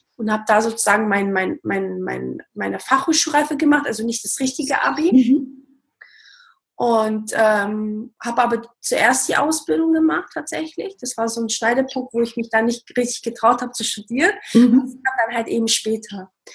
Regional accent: Baden-Württemberg, Germany; also born or lived in Portugal; ich bin ursprünglich aus Portugal und bin aber in, in Baden-Württemberg aufgewachsen

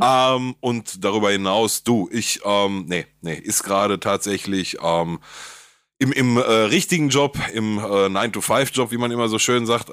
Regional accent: Gelsenkirchen, North Rhine-Westphalia, Germany; der jugoslawisch-kroatische Fußballverein bei uns in Gelsenkirchen

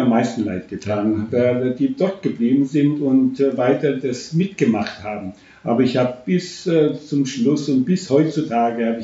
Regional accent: Romania; now in Germany; das Dorf, wo ich ja. aufgewachsen bin, mein Elternhaus, wo ich bis heutzutage noch, äh, wenn ich äh, auf Besuch bin, das muss ich sehen.

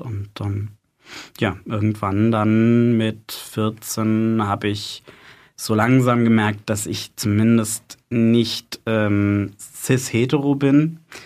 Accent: Freiburg, Baden-Württemberg, Germany; now in Heidelberg, Germany; ich bin in Freiburg aufgewachsen, bin für meine Ausbildung zum Krankenpfleger nach Heidelberg gezogen

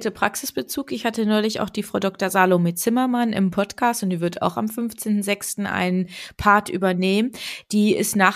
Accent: Germany; ich komme aus dem Harz

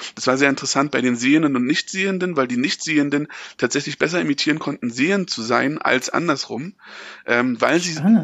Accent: East Germany, Germany; als Ostdeutscher

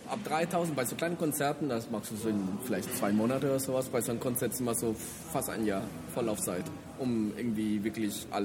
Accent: Colombia; German is a second language; ich komme aus Kolumbien, ich bin

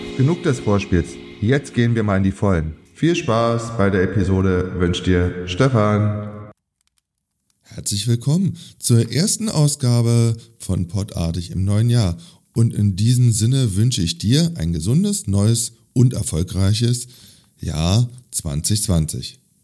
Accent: Berlin, Germany; meine Heimatstadt Berlin

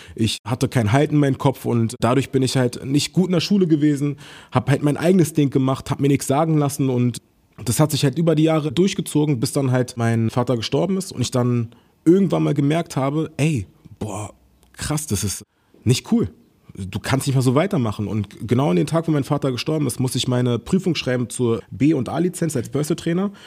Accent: Berlin, Germany; ich bin in Berlin groß geworden

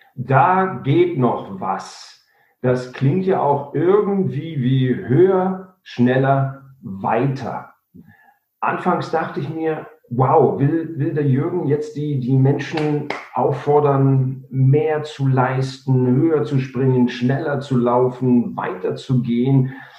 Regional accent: Germany; bei uns in Deutschland

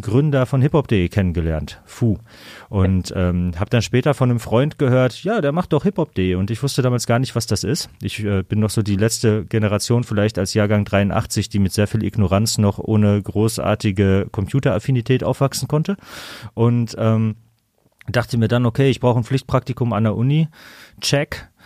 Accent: Kamen, North Rhine-Westphalia, Germany; moved away as an adult; now in Düsseldorf, Germany; ich komme aus Kamen, neben Dortmund

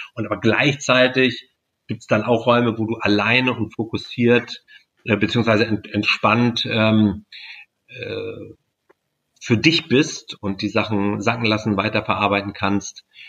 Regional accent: Stockelsdorf, Schleswig-Holstein, Germany; Ich komme aus Stockelsdorf

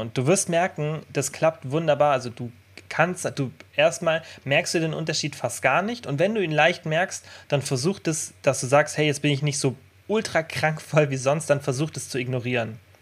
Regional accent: Germany; jetzt bei uns in Deutschland

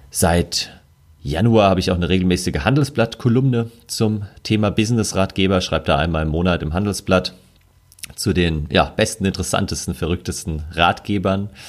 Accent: Bavaria, Germany; Ich komme aus der Nähe von München oder lebe in München und bin in der Nähe von München oft in den Bergen unterwegs.

